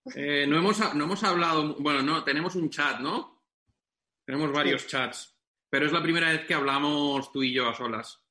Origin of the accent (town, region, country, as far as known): Benidorm, Valencian Community, Spain